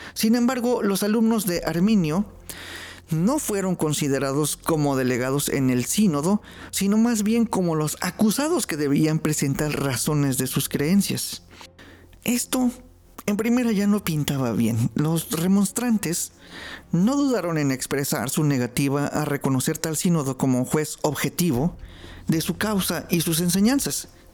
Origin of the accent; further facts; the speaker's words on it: Mexico; como los mexicanos decimos